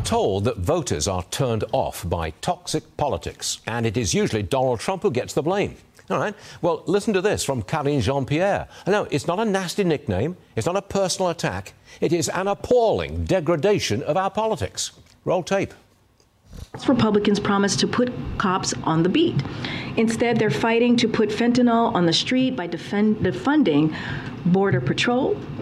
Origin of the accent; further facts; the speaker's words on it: England, United Kingdom; moved away; I was born and raised in England